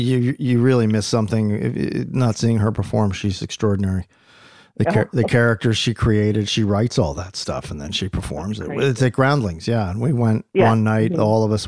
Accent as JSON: {"language": "English", "region": "New Jersey", "country": "United States", "tie": "born or raised there", "also_born_or_lived": "Philadelphia, Pennsylvania", "said": "I was born in Philadelphia, raised in South Jersey."}